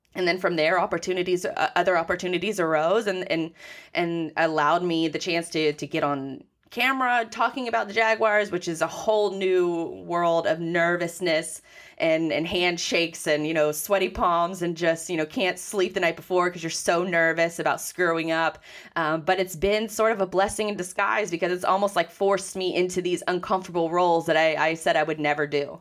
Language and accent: English; Jacksonville, Florida, United States; I was born and raised in Jacksonville, so I've grown up with the, with the team and, and, and with the city.